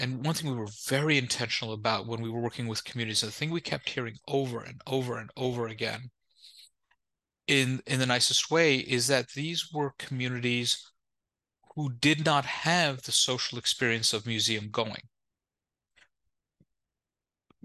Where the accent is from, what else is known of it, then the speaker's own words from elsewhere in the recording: New York, United States; I'm the child of immigrants, born and raised in New York